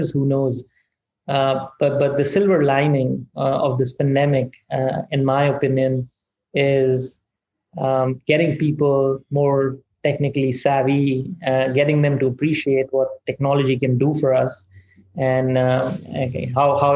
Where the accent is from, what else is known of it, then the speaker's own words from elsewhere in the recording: India; moved away as an adult; now in United States; I grew up in India, humble background